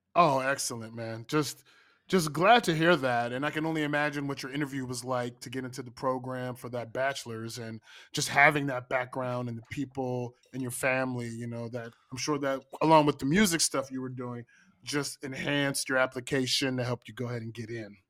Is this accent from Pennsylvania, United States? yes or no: yes; Pittsburgh, Pennsylvania, United States; I'm, I'm from Pittsburgh